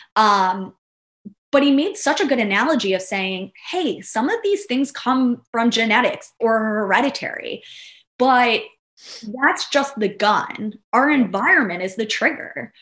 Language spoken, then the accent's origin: English; New York, United States; now in Florida, United States; I'm originally from New York